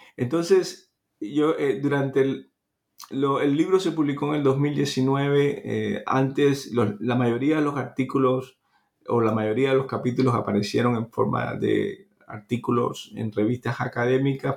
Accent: Cuba; nací en Cuba

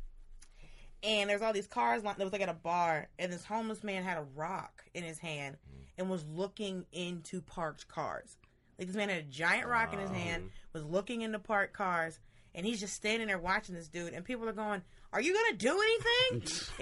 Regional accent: Atlanta, Georgia, United States; I grew up in Atlanta

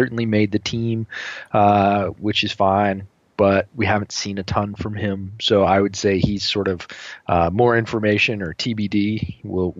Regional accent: Northeast, United States; Did a bunch of growing up in the Northeast and certainly followed, you know, football powerhouses in those days.

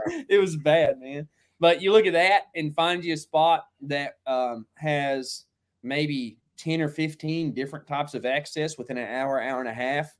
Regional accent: Texas, United States; we're from Texas, you live in Texas now

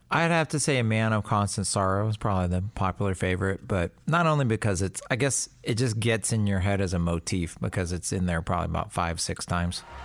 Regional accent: Texas, United States; I grew up basically in, like, an armpit probably about six hours from Tulsa, Oklahoma. So it was like six hours south in Texas

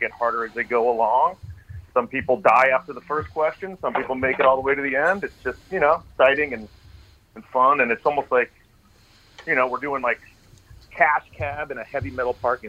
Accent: Tucson, Arizona, United States; I'm from Tucson, Arizona.

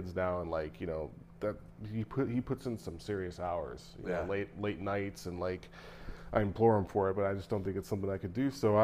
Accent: Naperville, Illinois, United States; also born or lived in Florida; growing up in, you know, in Naperville

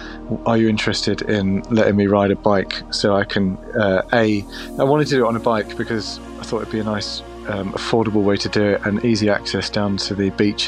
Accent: Maldon, East of England, United Kingdom; moved away as an adult; now in London, United Kingdom; started in my hometown in Malden.

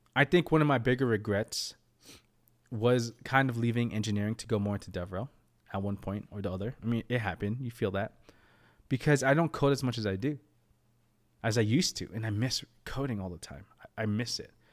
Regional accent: United States; I was born in America

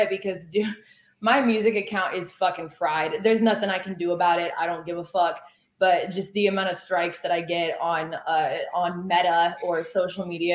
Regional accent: Oregon, United States; also born or lived in Los Angeles; Born and raised in Oregon

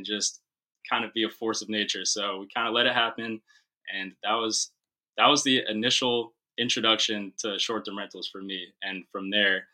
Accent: North Carolina, United States; also born or lived in Long Island, New York; we both moved to North Carolina around the same time in second or third grade. And I think he was coming from New Jersey and I was coming from Long Island, and ended up at the same school

